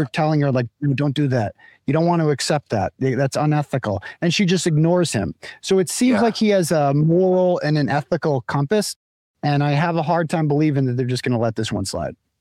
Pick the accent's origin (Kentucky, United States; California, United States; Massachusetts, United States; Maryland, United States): Massachusetts, United States; Worcester County; I'm from Worcester County